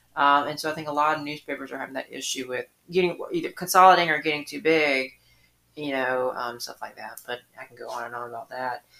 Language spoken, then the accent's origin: English; Atlanta, Georgia, United States; now in Sylvania, United States; I grew up in Atlanta